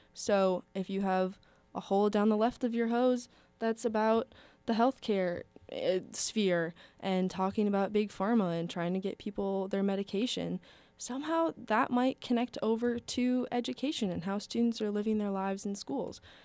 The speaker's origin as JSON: {"language": "English", "area": "around Minneapolis", "region": "Minnesota", "country": "United States", "tie": "born or raised there", "said": "I grew up around Minneapolis"}